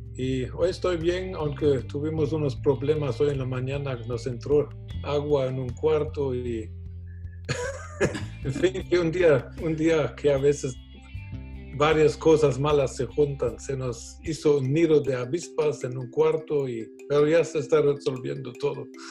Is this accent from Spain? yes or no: no; Germany; now in Guatemala; yo nací en Alemania, nací en una casa de un empresario.